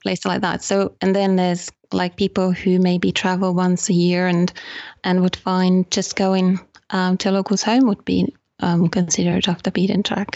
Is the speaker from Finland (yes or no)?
yes; Finland; also born or lived in United Kingdom; now in Guilin, China; I'm from Finland.